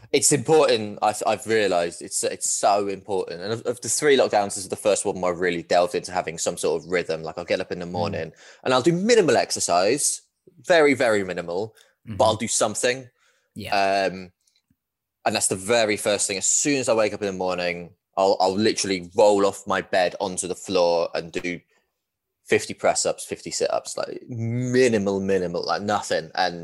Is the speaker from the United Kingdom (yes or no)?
yes; East of England, United Kingdom; born there; you can tell from my accent that I am a very credible Man United fan being born near Watford. Really niche being Watford, a Man United fan from the southeast.